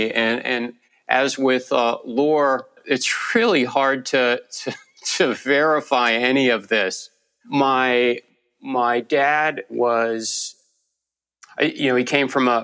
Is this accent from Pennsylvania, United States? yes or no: no; D.C., Northern Virginia suburbs of Washington, United States; moved away as an adult; also born or lived in Damascus, Syria / Chicago area; I grew up in the Virginia suburbs of Washington, D.C. and spent all of my time there until college